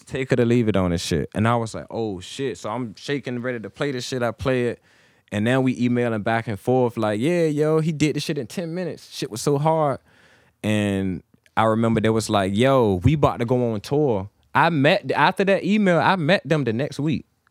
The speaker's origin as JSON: {"language": "English", "town": "Suffolk", "region": "Virginia", "country": "United States", "tie": "born or raised there", "moved": "as an adult", "lives_now": "Chesapeake, United States", "said": "I was born, I'm from Suffolk"}